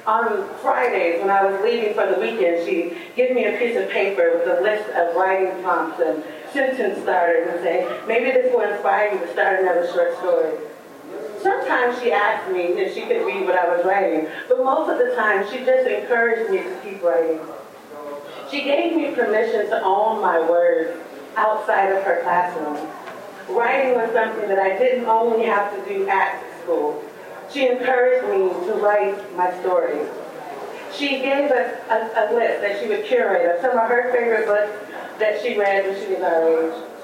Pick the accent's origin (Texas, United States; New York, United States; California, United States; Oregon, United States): Oregon, United States; Portland; growing up in Portland, Oregon, in a neighborhood that had a lot of stereotypes about it